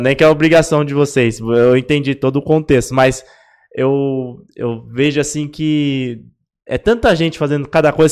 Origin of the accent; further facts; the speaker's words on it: São Paulo, Brazil; Eu também sou de Itaquera, é fundão também aqui da, da Zona Leste